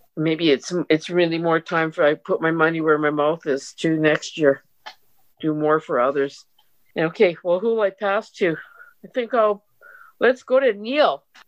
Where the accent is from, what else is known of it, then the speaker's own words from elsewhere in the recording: Canada; I'm a Canadian. I live in Canada.